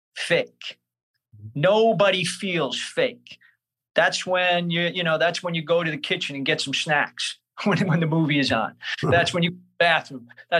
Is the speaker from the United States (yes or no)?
yes; Brooklyn, New York, United States; born or raised there